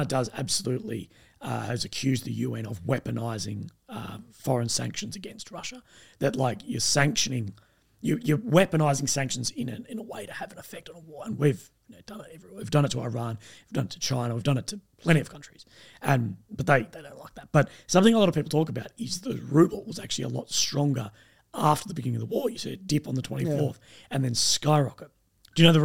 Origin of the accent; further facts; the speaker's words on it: Australia; myself as an Australian YouTuber